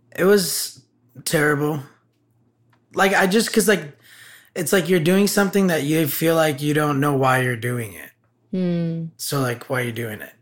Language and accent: English; Burbank, California, United States; I grew up in in the San Fernando Valley.